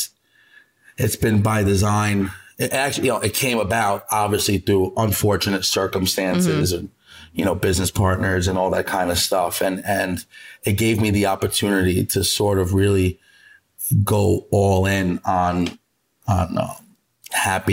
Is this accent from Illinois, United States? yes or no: no; New York City, New York, United States; also born or lived in Ponza, Italy; growing up in the Bronx, you know, being there with my two, you know, technically off the boat Italian parents